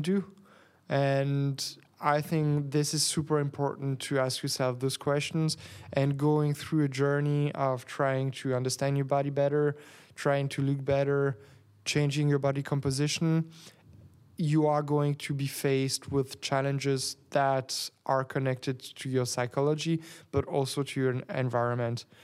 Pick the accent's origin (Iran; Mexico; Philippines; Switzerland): Switzerland; Geneva; English is a second language; now in Berlin, Germany; I'm from Geneva. I was born in a small village of nine hundred, um, people.